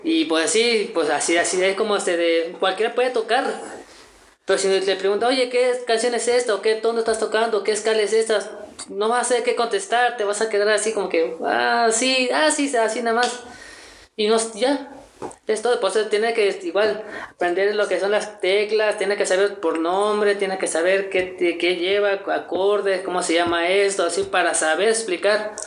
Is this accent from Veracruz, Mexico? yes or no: yes; Veracruz, Mexico; now in Cholula, Mexico; soy originario de Veracruz, del mero puerto